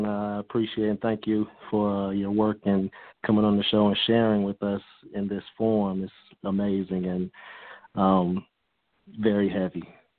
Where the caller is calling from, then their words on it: Atlanta, Georgia, United States; I'm calling in from Atlanta, Georgia.